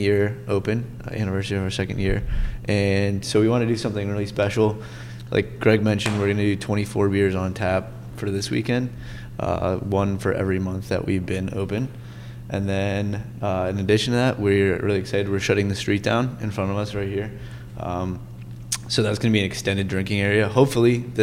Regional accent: Brunswick, Maryland, United States; I grew up in Brunswick

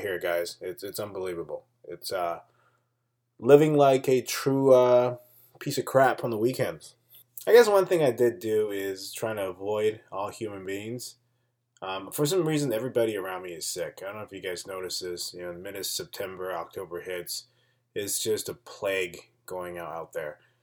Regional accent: Taipei, Taiwan; my hometown, Taipei

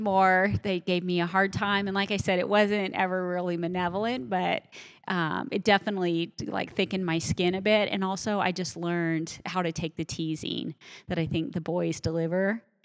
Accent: eastern Colorado, United States; I grew up in Colorado, but I grew up on the plains. And so out in eastern Colorado

